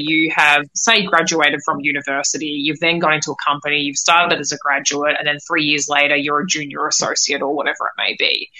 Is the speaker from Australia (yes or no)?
yes; Australia; now in United States; I'm in the states at the moment. I grew up in Australia